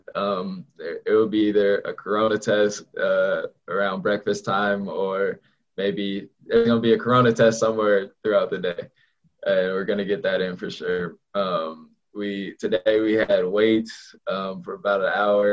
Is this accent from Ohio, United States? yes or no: no; Southern California, United States; moved away as an adult; now in Corvallis, United States; I'm from Southern California